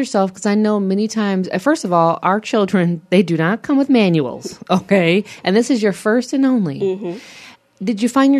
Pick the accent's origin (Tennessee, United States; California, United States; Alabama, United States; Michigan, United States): Michigan, United States; I'm from Michigan